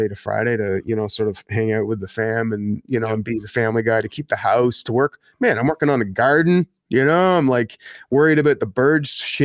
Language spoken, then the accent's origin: English; Ottawa, Ontario, Canada; Well, I grew up here, man. I grew up here in Ottawa.